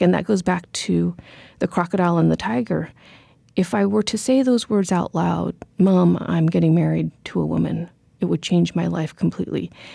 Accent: Corvallis, Oregon, United States; born or raised there; also born or lived in Cambodia

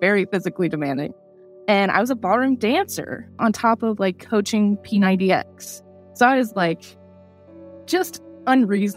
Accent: Iowa, United States; moved away as an adult; also born or lived in New Mexico; now in Richmond, United States; I'm originally from Iowa. I just recently moved to Richmond, Virginia

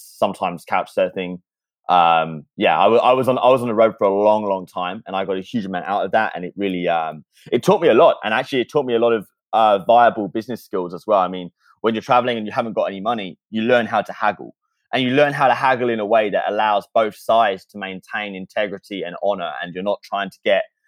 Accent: near Brighton, South East England, United Kingdom; moved away; I grew up in a very, very small, very, very boring town in the south of England, which is luckily just outside of Brighton.

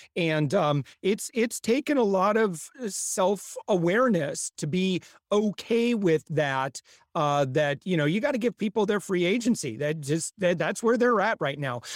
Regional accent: Midwest, United States; I'm from the Midwest

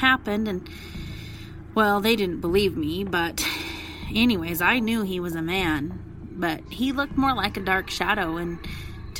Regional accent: El Paso, Texas, United States; I'm from El Paso, Texas

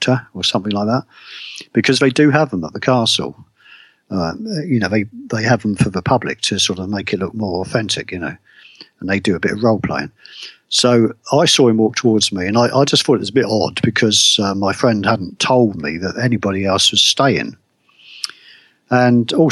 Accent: United Kingdom; me as a Brit

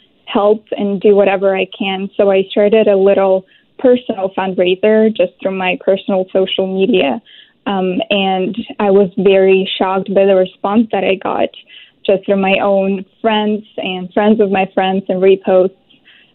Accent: Ukraine; moved away as an adult; now in Vancouver, Canada; I was born and grown in Ukraine and came to Vancouver in 2017, so this will be my fifth year anniversary this year being here in Canada.

